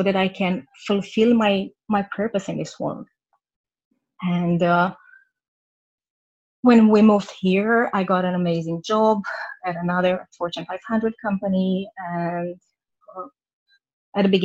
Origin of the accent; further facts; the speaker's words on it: Romania; moved away as an adult; now in Vancouver, Canada; I live in Vancouver in Canada. I'm originally from Romania. We moved here about 2 years ago with my family.